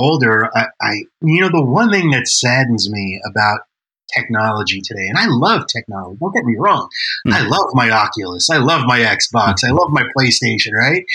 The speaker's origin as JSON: {"language": "English", "region": "New York", "country": "United States", "tie": "born or raised there", "said": "I'm Italian and I grew up in New York"}